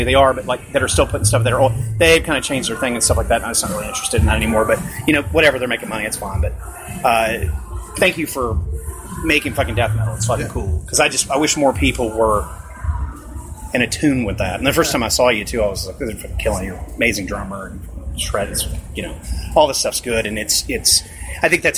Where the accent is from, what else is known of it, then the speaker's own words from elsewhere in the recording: Florida, United States; I grew up in Florida